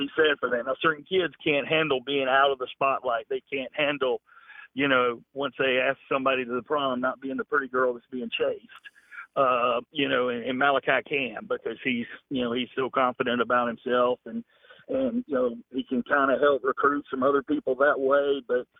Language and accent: English; Clemson, South Carolina, United States; moved away as an adult; now in Georgia, United States; I grew up in Clemson, South Carolina.